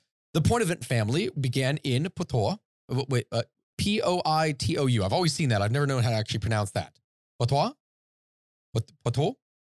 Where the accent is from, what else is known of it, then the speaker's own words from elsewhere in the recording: St. Augustine, Florida, United States; Ironically, I was born and raised in St. Augustine, the first landing site of Pedro Menendez, where every other building is named after him.